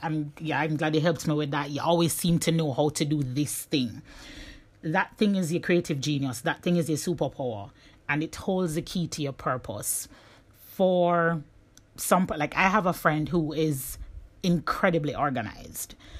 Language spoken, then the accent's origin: English; Jamaica; moved away; my journey as a Jamaican digital nomad